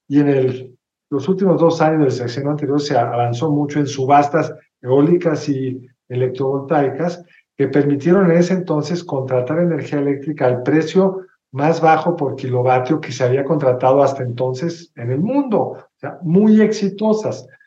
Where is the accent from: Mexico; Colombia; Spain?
Mexico; como mexicanos nunca hemos experimentado otra cosa